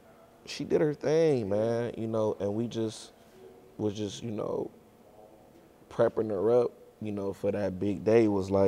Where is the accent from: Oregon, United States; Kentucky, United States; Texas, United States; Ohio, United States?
Ohio, United States; Cleveland; I'm from Cleveland.